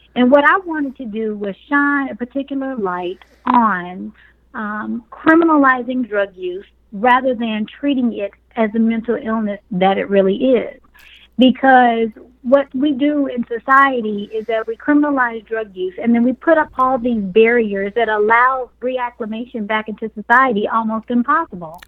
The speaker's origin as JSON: {"language": "English", "town": "Dallas", "region": "Texas", "country": "United States", "tie": "born or raised there", "said": "I was raised in North Dallas Project and in another very impoverished environment um, sector of Dallas called um, Pleasant Grove"}